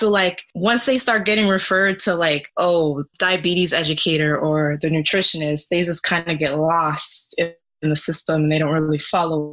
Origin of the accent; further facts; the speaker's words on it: Florida, United States; also born or lived in Canada / Haiti; I'm Canadian born, Haitian bred, Florida raised.